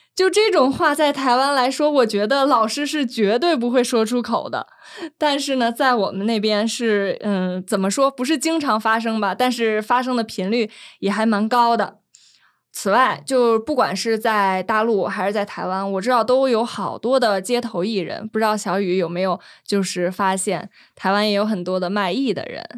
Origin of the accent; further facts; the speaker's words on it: northern China, China; moved away as an adult; now in Taiwan; 我们都是北方人嘛